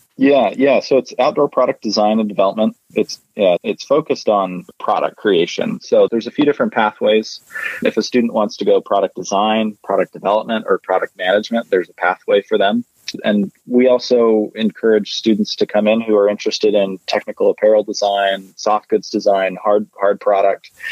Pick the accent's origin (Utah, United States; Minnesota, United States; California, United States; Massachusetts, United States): Utah, United States; I'm from Utah, born and raised